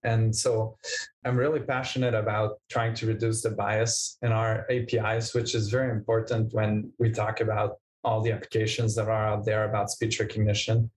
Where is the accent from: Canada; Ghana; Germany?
Canada; Montreal, Quebec; I'm from Montreal, Canada.